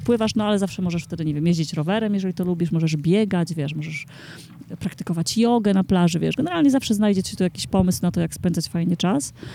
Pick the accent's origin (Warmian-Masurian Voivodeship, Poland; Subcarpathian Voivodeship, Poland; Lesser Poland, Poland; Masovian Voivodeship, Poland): Warmian-Masurian Voivodeship, Poland; now in Warsaw, Poland; jestem z Mazur